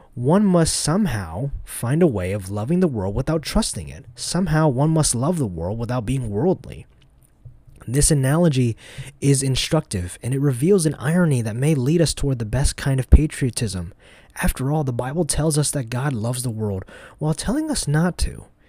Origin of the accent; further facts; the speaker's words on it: United States; I grew up in the United States and not Vietnam